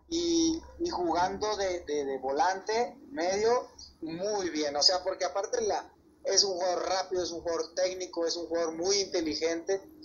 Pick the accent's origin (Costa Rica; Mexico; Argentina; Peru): Mexico; aquí en México le echamos a la fruta